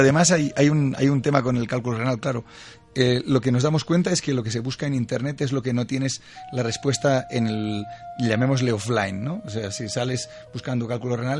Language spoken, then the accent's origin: Spanish; Catalonia, Spain; Yo soy catalán